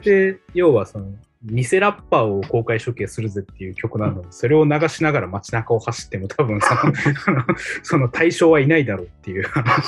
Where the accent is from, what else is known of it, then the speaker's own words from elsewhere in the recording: Hirakata, Osaka, Japan; moved away as an adult; also born or lived in Kyoto; 住んでるのはずっと平方で、うん、大阪の平方ってとこでした